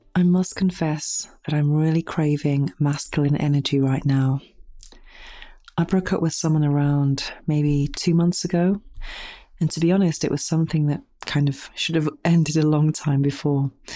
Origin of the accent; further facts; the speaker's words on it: United Kingdom; now in Spain; being British